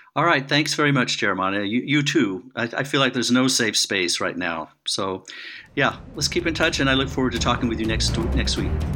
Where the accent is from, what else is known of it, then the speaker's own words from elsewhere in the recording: United States; moved away; I'm an American